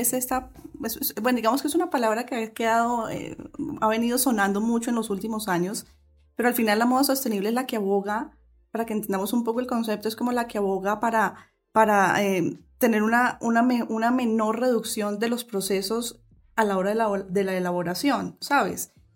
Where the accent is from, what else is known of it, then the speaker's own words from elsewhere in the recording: Colombia; lo que somos realmente como colombianas